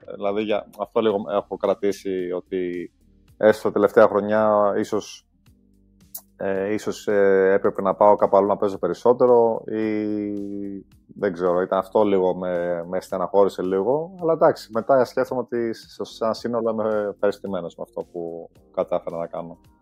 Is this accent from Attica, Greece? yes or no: yes; Glyfada, Attica, Greece; also born or lived in London, England; γεννήθηκα στην Αγγλία, αλλά μεγάλωσα στην Ελλάδα